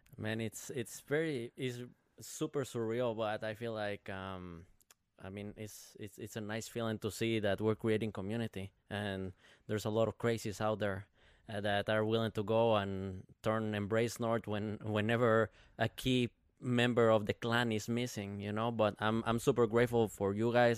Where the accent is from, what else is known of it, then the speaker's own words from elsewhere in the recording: Guatemala; now in Minnesota, United States; I'm, I'm from Guatemala, right? Uh, but I've been living in, in Minnesota since two thousand twelve